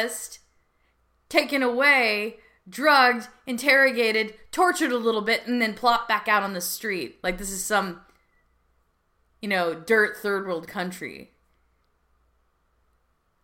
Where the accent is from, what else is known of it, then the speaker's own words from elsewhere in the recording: United States; I'm an American.